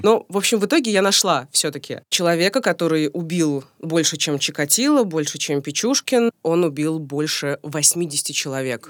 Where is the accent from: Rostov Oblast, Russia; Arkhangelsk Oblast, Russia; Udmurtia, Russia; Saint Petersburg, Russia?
Rostov Oblast, Russia; Rostov-on-Don; now in Moscow, Russia; сама я, между прочим, из Ростова-на-Дону.